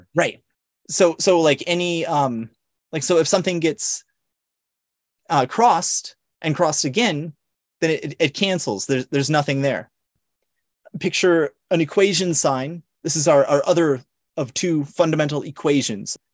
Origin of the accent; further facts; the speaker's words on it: Long Island, New York, United States; also born or lived in San Diego; Saint Joseph's University here in my hometown out here in, in Long Island.